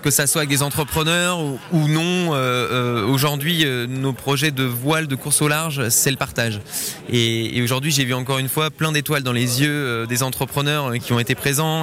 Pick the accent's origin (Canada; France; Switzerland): Switzerland; Geneva; moi je suis genevois